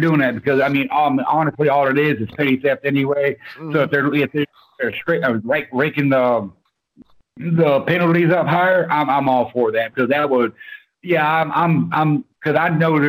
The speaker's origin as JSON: {"language": "English", "region": "the South", "country": "United States", "said": "Okay, I am from the South, and I have never heard the term porch pirate."}